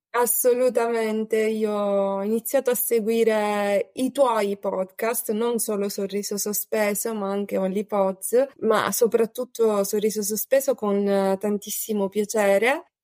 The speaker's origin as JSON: {"language": "Italian", "region": "Sicily", "country": "Italy", "said": "ho 34 anni, eh, sono siciliana"}